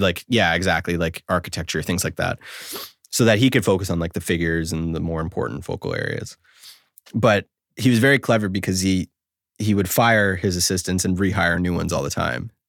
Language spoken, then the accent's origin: English; Canada; I'm a Canadian